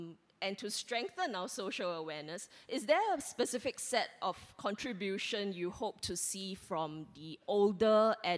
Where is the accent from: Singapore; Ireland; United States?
Singapore; I'm a Singaporean